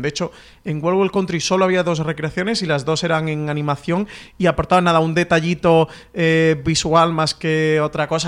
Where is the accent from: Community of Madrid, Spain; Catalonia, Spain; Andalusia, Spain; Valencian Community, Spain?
Andalusia, Spain; yo, como buen andaluz